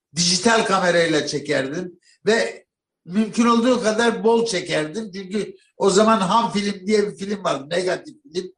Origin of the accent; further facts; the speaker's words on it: Malatya, Turkey; bir kapıcılar dairesinin yanında büyüdüm Malatya'da.